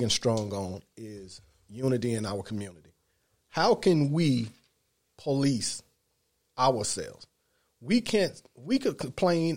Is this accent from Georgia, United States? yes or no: yes; Atlanta, Georgia, United States; I'm originally from Atlanta, Decatur, DeKalb County. Born, raised, Grady Hospital.